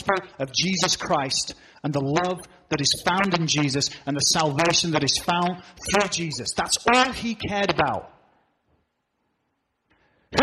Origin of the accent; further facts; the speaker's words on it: England, United Kingdom; now in New England, United States; I'm from Old England.